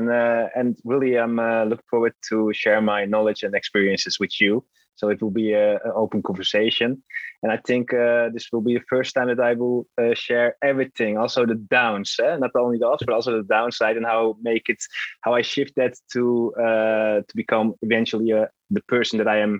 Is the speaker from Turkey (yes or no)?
yes; Turkey; now in Netherlands; Now, I was born in the Netherlands. When I was 7, I moved with my parents to Turkey.